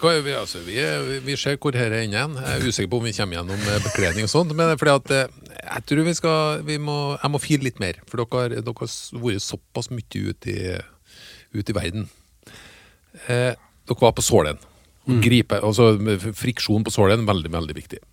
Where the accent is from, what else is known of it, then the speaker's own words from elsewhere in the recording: Trøndelag, Norway; jeg er jo fra Trøndelag